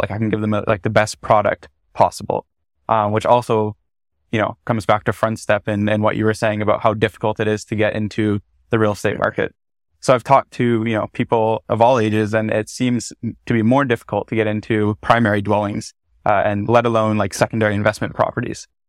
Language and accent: English; Bracebridge, Ontario, Canada; moved away as an adult; also born or lived in Ottawa; I grew up in Muskoka, Ontario. Mm-hmm. So uh, specifically in Bracebridge, a super small town